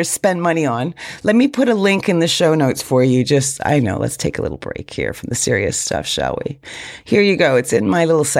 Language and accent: English; United States; I'm American